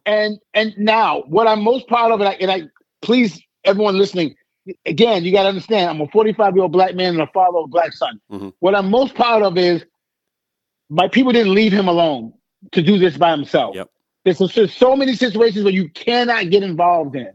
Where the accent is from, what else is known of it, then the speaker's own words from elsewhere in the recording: New York, United States; now in Atlanta, United States; I'm from New York